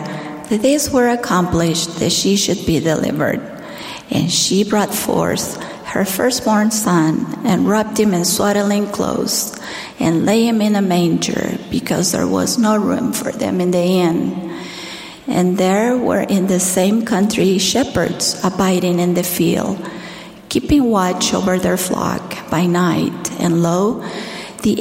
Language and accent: English; Argentina; as a primary child growing up in Argentina